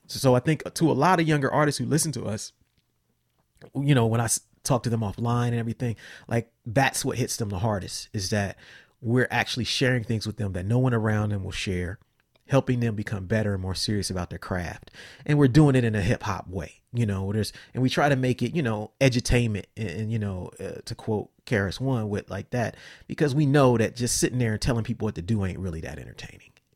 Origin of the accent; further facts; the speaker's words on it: Columbus, Ohio, United States; also born or lived in Cincinnati; I grew up in Columbus, I moved to Cincinnati